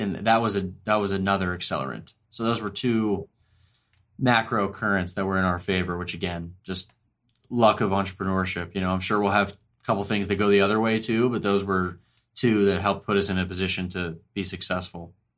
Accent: Ormond Beach, Florida, United States; moved away as an adult; also born or lived in Washington, D.C. / San Francisco; I grew up in Ormond Beach, Florida, which is a suburb just outside of Daytona Beach.

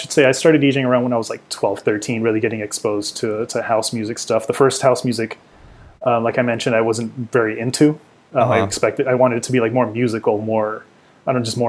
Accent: Oxnard, California, United States; growing up in Oxnard

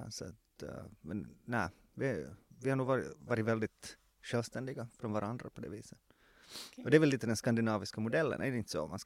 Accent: Jakobstad, Ostrobothnia, Finland; born there; vilket betyder att det i mitt pass står att jag är född i Jakobstad.

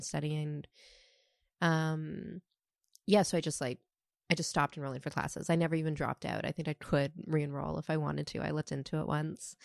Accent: Toronto, Ontario, Canada; now in New York City, United States; I currently live in New York City, but I'm from Toronto.

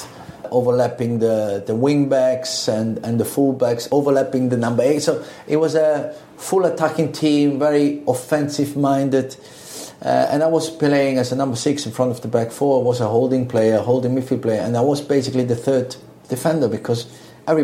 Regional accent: Switzerland; moved away as an adult; also born or lived in Italy; I grew up in Switzerland with Italian parents

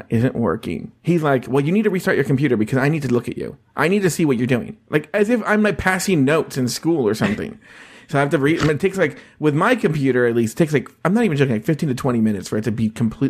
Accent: Los Angeles, California, United States; accent: Los Angeles Mexican

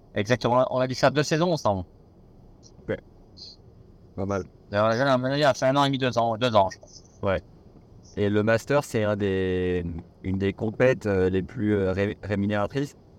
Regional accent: Nevers, Bourgogne-Franche-Comté, France; moi je suis de Nevers

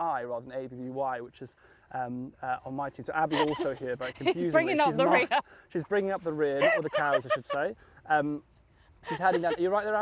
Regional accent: West Wales, United Kingdom; I was born in West Wales

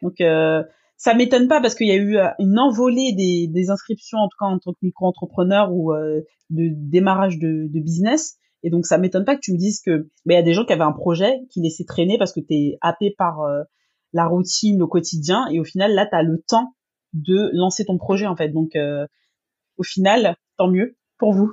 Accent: France; comme chez nous en France

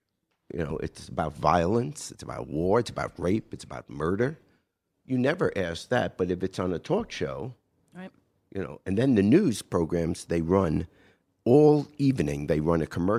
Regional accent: New York, United States; I grew up in New York.

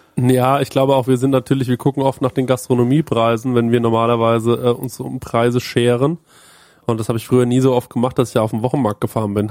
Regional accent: Bavaria, Germany; Bei uns in Bayern

